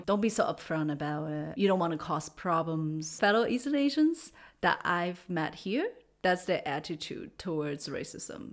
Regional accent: China; English is a second language; moved away as an adult; also born or lived in United States / Canada / Austria / Germany; now in Freiburg, Germany; I grew up in China and lived there till I was twenty

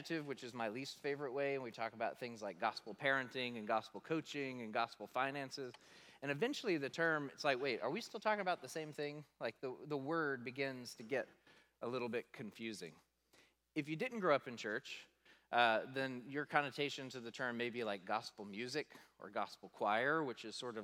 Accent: the South, United States; I grew up in the South

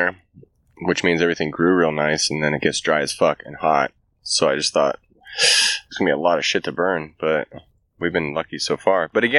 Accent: Bay Area, California, United States; I grew up in the Bay Area.

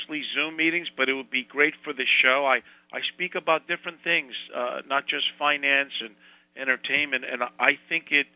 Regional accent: Northeast, United States; I'm from the Northeast, if you can't tell.

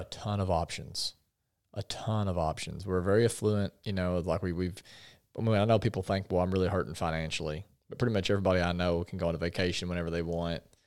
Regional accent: Paragould, Arkansas, United States; also born or lived in Conway; I grew up in Paragould

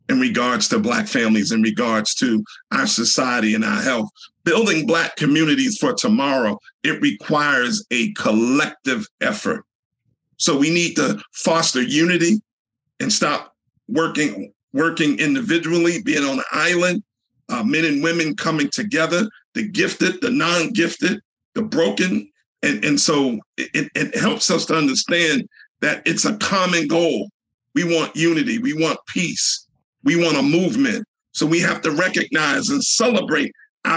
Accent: Newark, New Jersey, United States; I grew up in Newark, New Jersey, in a low-income neighborhood

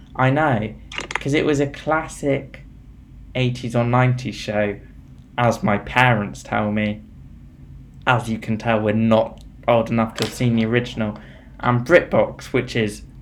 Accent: United Kingdom; We're both British

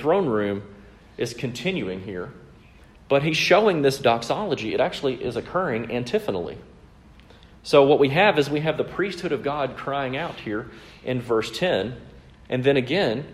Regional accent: Mississippi, United States; I grew up in Mississippi

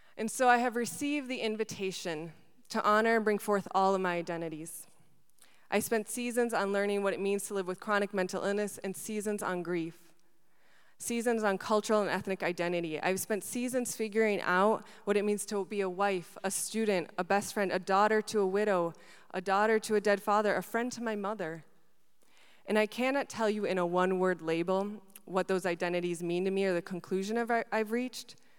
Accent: Wisconsin, United States; also born or lived in Buenos Aires, Argentina; I was born in Argentina and I moved to Wisconsin when I was seven.

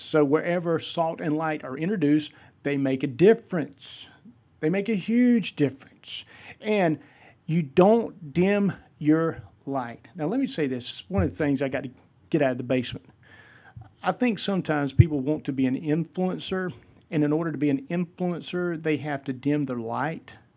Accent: Vidalia, Georgia, United States; moved away as an adult; now in West Georgia, United States; I am originally from Vidalia, Georgia. I'm currently living in the West Georgia area

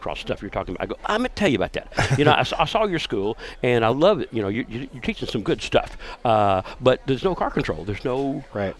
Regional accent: Jacksonville, Florida, United States; growing up in Duval County, Florida

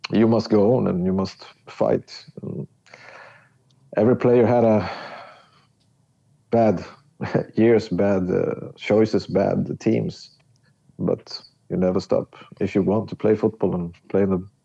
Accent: Stockholm, Stockholm County, Sweden; English is a second language; But I was not from Skåne. Mm. You were from Stockholm. Stockholm and, yeah.

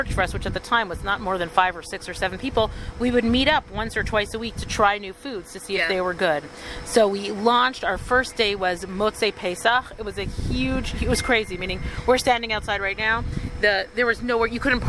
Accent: Toronto, Ontario, Canada; moved away as an adult; also born or lived in Ottawa, Canada / Jerusalem, Israel; now in Alon Shvut, Israel; I was born actually in Ottawa, Canada. Little known fact about me because we moved very quickly. I grew up in Toronto. I made Aliyah, I think it's 24 years ago.

